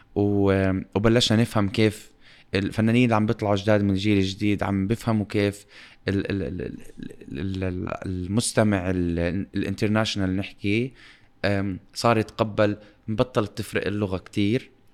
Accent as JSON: {"language": "Arabic", "town": "Amman", "region": "Amman Governorate", "country": "Jordan", "tie": "born or raised there", "also_born_or_lived": "Dubai", "said": "وإحنا انولدنا بعمان بمكان في أمان"}